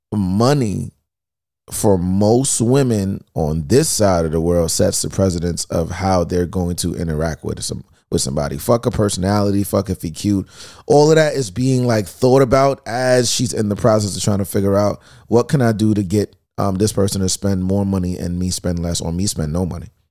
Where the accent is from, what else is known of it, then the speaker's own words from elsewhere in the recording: New York City, New York, United States; I'm from Queens